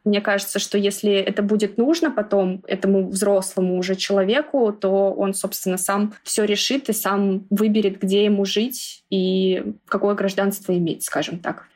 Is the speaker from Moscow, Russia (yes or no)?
yes; Moscow, Russia; мы из Москвы